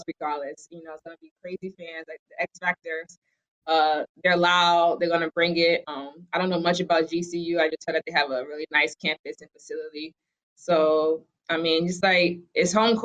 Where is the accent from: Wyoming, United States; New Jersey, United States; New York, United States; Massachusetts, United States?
Massachusetts, United States; Boston; I'm from Boston